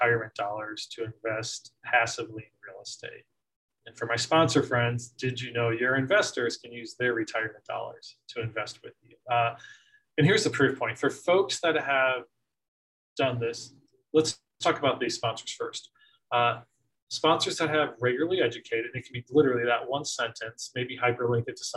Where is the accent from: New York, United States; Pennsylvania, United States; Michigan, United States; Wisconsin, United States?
Pennsylvania, United States; Scranton; I grew up in Scranton, PA